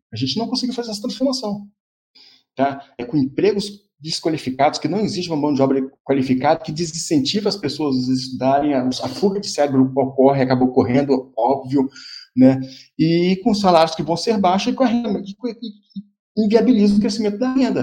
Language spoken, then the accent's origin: Portuguese; Brazil; somos nós, brasileiros